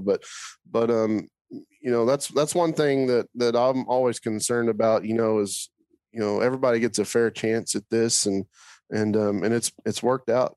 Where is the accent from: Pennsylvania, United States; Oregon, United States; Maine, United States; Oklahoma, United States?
Oklahoma, United States; I grew up in Oklahoma